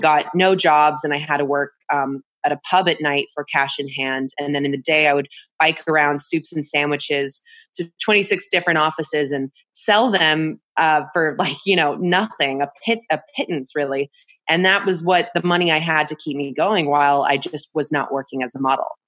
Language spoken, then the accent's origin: English; Bay Area, California, United States; I grew up in California in the Bay Area